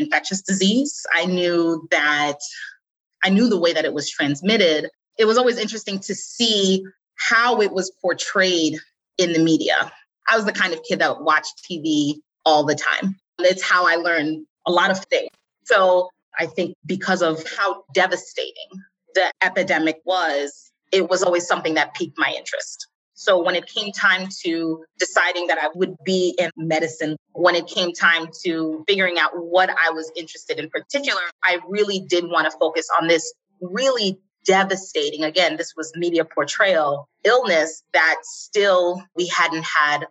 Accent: New York City, New York, United States; accent: Staten Island; I was born and raised in New York City. And when I start talking about it, you'll hear my Staten Island accent come out

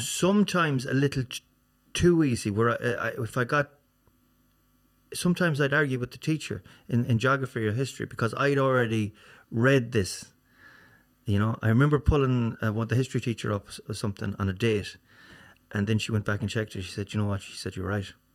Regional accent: Swinford, Connacht, Ireland; also born or lived in Castlebar / Galway / America; Swinford, Swinford is my hometown

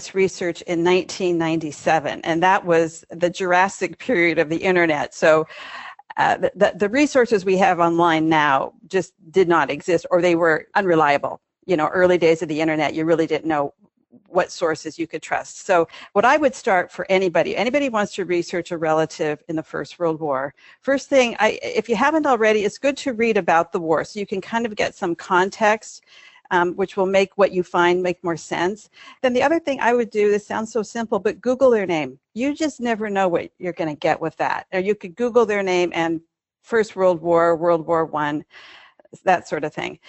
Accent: Butte, Montana, United States; moved away; my hometown of Butte, Montana

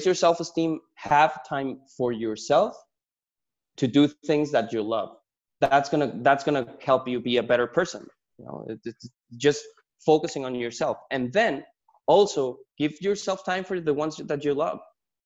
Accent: Mexico; moved away as an adult; also born or lived in San Diego, California; I was born and raised in Mexico

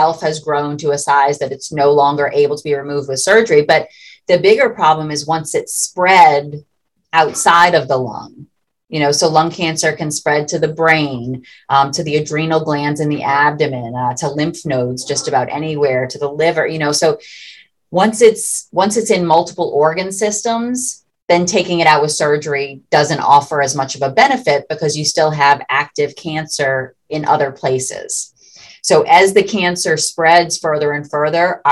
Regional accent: Louisiana, United States; This is my hometown

